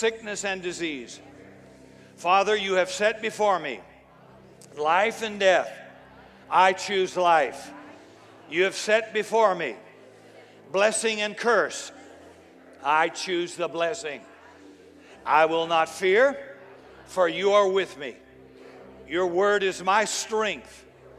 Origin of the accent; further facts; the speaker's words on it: United States; as an American